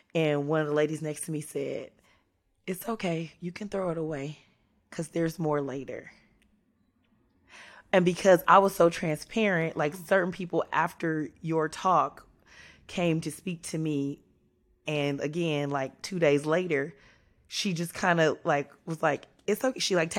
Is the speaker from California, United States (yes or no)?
yes; California, United States; And I was raised in California by a man from Mississippi and a woman from Texas.